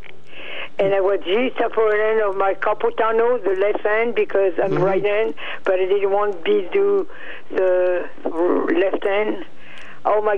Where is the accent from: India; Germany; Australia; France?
France; moved away; France. Where I'm born. France.